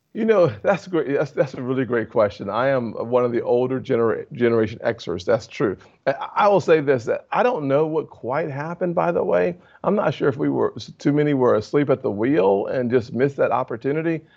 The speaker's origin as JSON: {"language": "English", "region": "South Carolina", "country": "United States", "said": "my home state"}